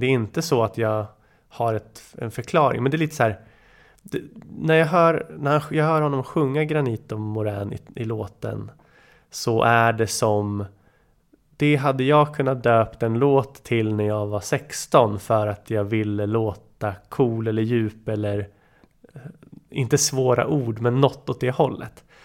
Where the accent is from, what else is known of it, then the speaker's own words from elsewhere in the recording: Nyköping, Södermanland, Sweden; där vi växte upp i Bryngelstorp, Nyköping.